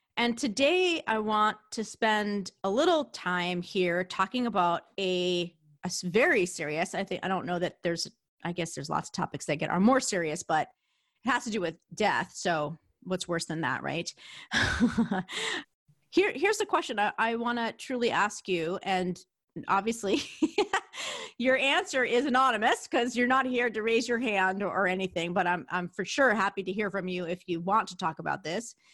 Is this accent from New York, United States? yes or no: yes; New York, United States; accent: New York; my New York accent